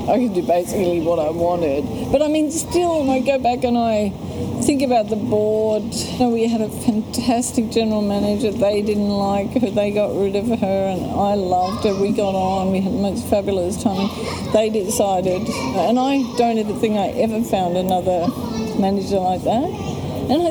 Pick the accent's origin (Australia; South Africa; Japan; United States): Australia; moved away; also born or lived in Europe / Sydney / Canberra; I came from Europe. I was Australian, but I was always an outsider